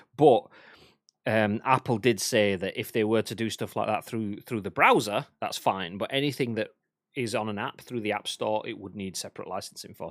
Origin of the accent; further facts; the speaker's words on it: England, United Kingdom; I'm English